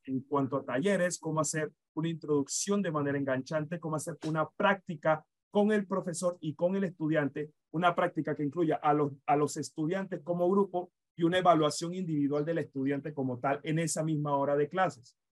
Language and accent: Spanish; Panama; nosotros como nación, nosotros como Estado panameño